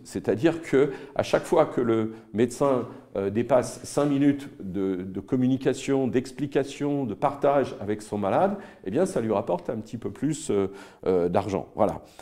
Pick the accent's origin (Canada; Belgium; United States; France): France; quand on est français